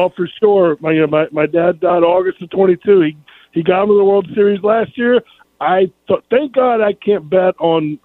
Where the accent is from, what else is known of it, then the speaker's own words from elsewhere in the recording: North Carolina, United States; when I was growing up in North Carolina